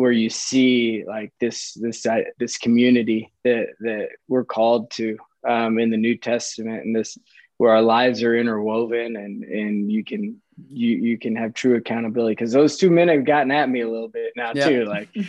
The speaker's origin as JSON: {"language": "English", "town": "Kansas City", "region": "Missouri", "country": "United States", "tie": "born or raised there", "also_born_or_lived": "Chicago, Illinois / Sioux Center, Iowa", "said": "We moved from Chicago to Kansas City when I was like five. So I don't I remember some of it, but not a ton, but grew up in Kansas City."}